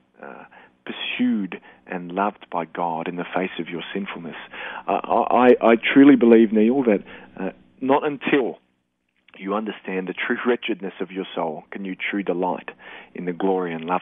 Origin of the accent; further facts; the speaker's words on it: Australia; also born or lived in Darwin; we're Aussie men